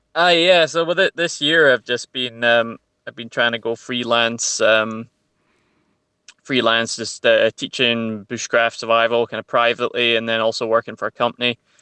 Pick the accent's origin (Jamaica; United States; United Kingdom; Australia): United Kingdom; Central Belt, Scotland; I grew up in the Central Belt